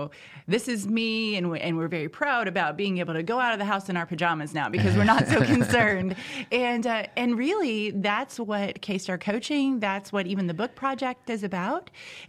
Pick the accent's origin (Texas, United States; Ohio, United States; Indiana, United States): Indiana, United States; So I'm originally from Southern Indiana. I'm a farm girl, grew up in the country.